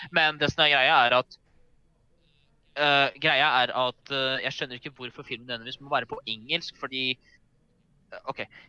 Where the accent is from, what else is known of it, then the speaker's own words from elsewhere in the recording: Norway; vi spesifikt som nordmenn